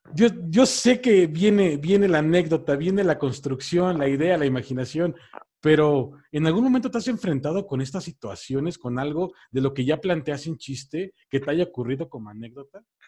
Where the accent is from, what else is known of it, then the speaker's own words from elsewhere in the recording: State of Mexico, Mexico; now in Mexico City, Mexico; Yo soy de aquí de la Ciudad de México, bueno, vivo aquí en la Ciudad de México, soy del Estado de México